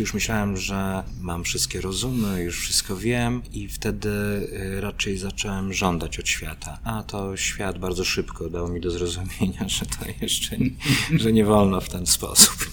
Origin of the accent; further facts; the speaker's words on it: Brodnica, Kuyavian-Pomeranian Voivodeship, Poland; pochodzę z miejscowości z trójkątnym rynkiem zbrodnicy